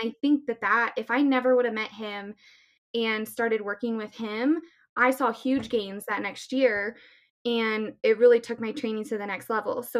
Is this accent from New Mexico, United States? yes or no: no; Littleton, Colorado, United States; I uh, born and raised in Littleton, Colorado. Um, I'm 29 years old.